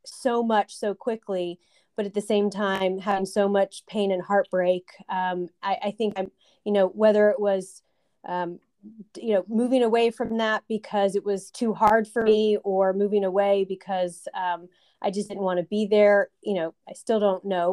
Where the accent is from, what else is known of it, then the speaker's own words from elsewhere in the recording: San Antonio, Texas, United States; moved away as an adult; also born or lived in Alabama; I am from San Antonio, Texas